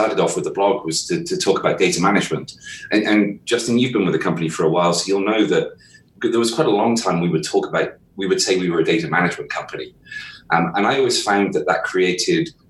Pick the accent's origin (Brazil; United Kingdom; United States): United Kingdom; southwest of the UK, South West England; I'm from the southwest of the UK.